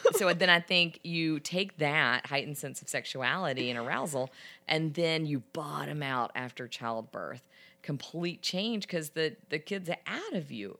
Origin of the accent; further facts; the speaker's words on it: the South, United States; I'm from the South.